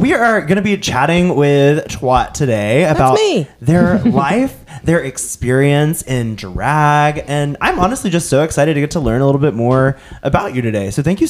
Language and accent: English; Moody, Alabama, United States; born or raised there; also born or lived in Hartselle, Alabama